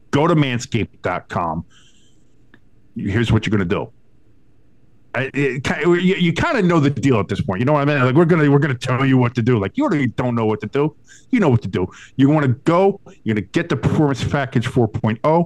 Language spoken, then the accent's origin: English; New Jersey, United States; I'm from Jersey